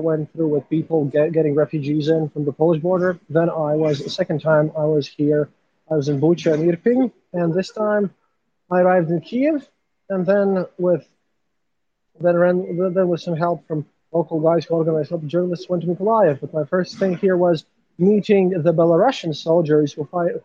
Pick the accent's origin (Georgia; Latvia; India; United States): Latvia; I'm a journalist from Latvia.